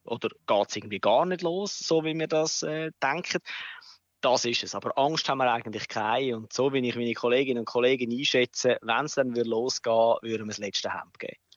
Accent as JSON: {"language": "German", "country": "Switzerland", "said": "bei uns in der Schweiz"}